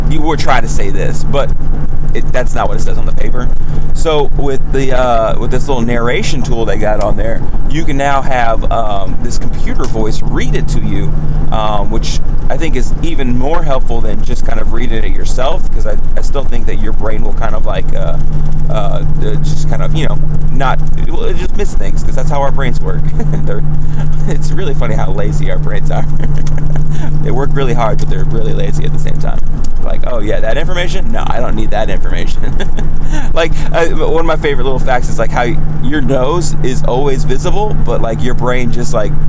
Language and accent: English; the South, United States; accent: southern; my southern accent comes a little bit thicker than other times